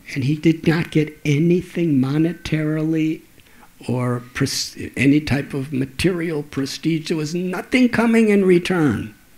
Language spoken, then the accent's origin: English; 30 miles north of Chicago, Illinois, United States; when I was a little boy, I used to live in Chicago. in fact, 30 miles north of Chicago